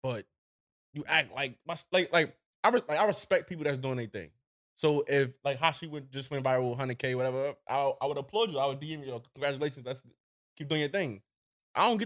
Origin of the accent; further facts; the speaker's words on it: New York City, New York, United States; I'm from Brownsville, Brooklyn.